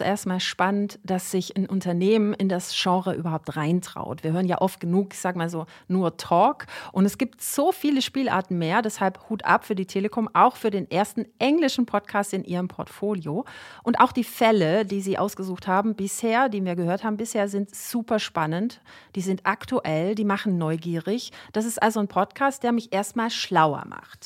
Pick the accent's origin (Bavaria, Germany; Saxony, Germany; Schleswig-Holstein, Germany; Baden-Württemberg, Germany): Baden-Württemberg, Germany; Swabia; Als Schwäbin